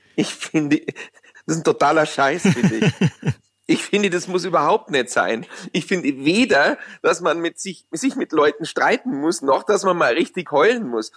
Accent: Munich, Bavaria, Germany; accent: Bavarian; fühle ich mich ja wirklich als Bayer und auch als Münchner

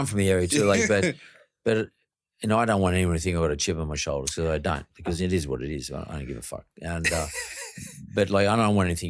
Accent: Penrith, New South Wales, Australia; I come from Penrith.

